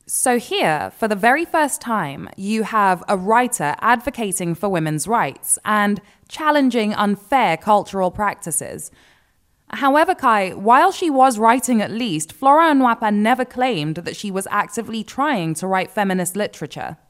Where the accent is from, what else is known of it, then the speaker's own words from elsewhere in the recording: Nigeria; as a Nigerian